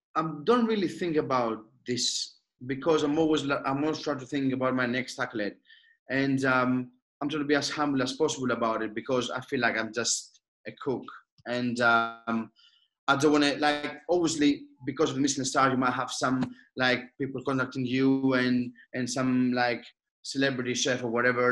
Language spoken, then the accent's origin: English; Athens, Attica, Greece; moved away; I born and raised in Athens.